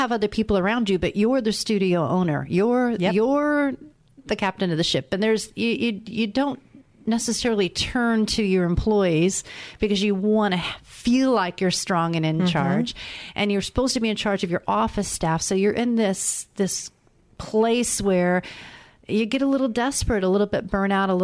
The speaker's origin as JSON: {"language": "English", "town": "Indianapolis", "region": "Indiana", "country": "United States", "said": "I'm from Indianapolis, Indiana"}